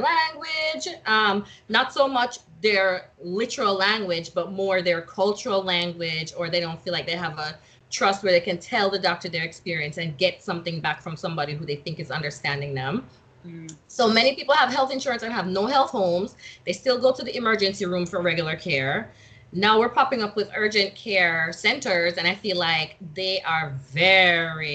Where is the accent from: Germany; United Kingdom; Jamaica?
Jamaica; moved away; when I was growing up in Jamaica